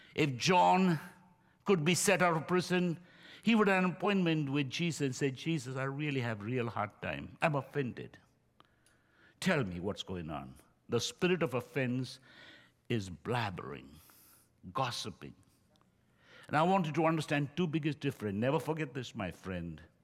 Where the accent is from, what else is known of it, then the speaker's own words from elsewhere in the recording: India; now in United States; I'm from India.